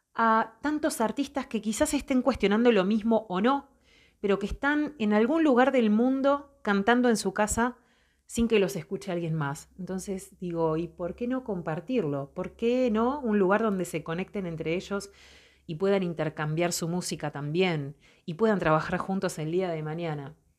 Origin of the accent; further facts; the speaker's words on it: Montevideo, Uruguay; soy de Montevideo, Uruguay soy artista